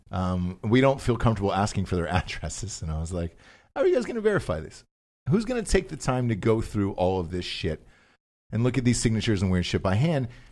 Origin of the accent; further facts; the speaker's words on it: the South, United States; growing up in the South, a, as, as did